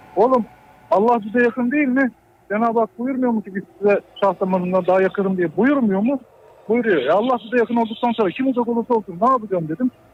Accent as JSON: {"language": "Turkish", "region": "Düzce", "country": "Turkey"}